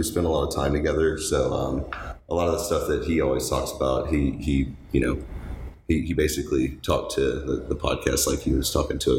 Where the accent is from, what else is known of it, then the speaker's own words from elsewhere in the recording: Houston, Texas, United States; I am from Houston, Texas. Grew up inside the city area. 33 years old.